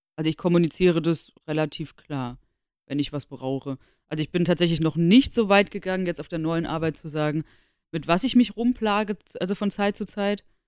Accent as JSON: {"language": "German", "town": "Darmstadt", "region": "Hesse", "country": "Germany", "said": "ich komme aus Darmstadt."}